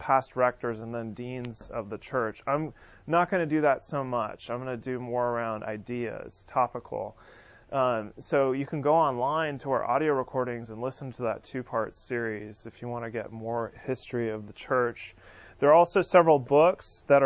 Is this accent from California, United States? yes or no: yes; California, United States; now in Birmingham, United States; Birmingham's actually younger than my hometown of California